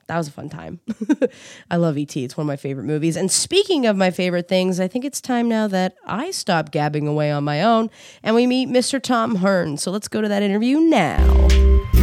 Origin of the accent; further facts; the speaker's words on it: Quispamsis, New Brunswick, Canada; moved away as an adult; also born or lived in Sackville; now in Toronto, Canada; I grew up in Quispamsis